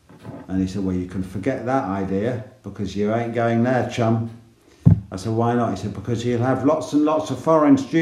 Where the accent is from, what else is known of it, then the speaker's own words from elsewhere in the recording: England, United Kingdom; I'm from England.